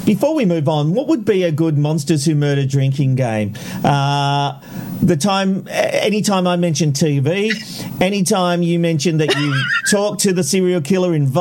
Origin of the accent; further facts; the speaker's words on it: Australia; as an Australian